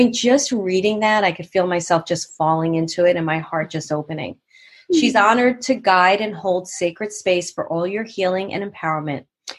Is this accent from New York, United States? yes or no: yes; New York City, New York, United States; moved away; also born or lived in Manhattan / Poughkeepsie; I'm from Brooklyn and then Manhattan.